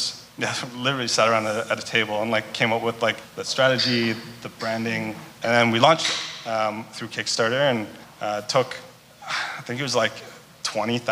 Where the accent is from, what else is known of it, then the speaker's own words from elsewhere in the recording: Vancouver, British Columbia, Canada; growing up in Vancouver, we just like, that's all you hear whenever it's raining